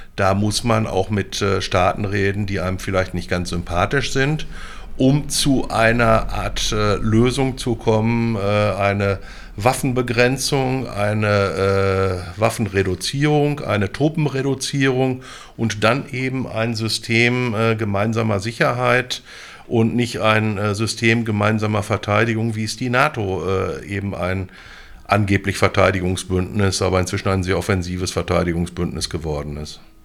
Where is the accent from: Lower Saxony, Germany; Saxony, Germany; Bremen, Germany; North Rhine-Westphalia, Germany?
North Rhine-Westphalia, Germany; Münster; moved away as an adult; now in Bochum, Germany; bin 1963 geboren, im Münsterland äh, oder im Münster groß geworden. Bin dann 1984 zum Studium äh, nach Bochum an die Ruhr-Uni gekommen